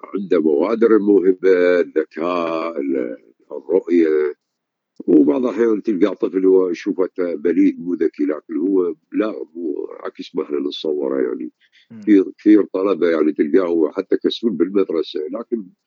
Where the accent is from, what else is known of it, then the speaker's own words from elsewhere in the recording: Iraq; عندنا بالعراق